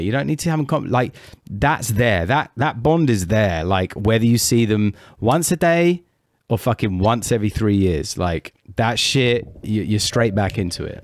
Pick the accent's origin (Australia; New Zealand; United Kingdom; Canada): United Kingdom; I'm British